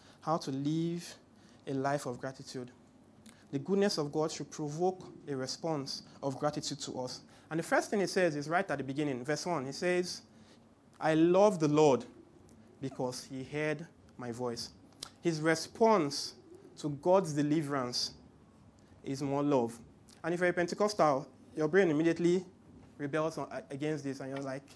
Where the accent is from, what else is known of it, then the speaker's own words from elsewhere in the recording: Port Harcourt, Rivers State, Nigeria; now in Lagos, Nigeria; I grew up in Port Harcourt, so it was very weird when I came to Lagos.